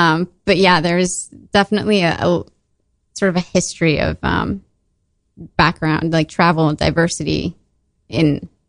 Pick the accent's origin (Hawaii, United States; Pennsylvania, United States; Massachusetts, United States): Massachusetts, United States; Boston; born there; So I was born in 1991 in Boston, Massachusetts.